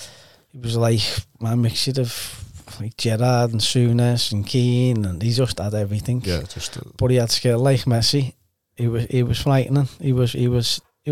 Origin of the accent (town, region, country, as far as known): Liverpool, North West England, United Kingdom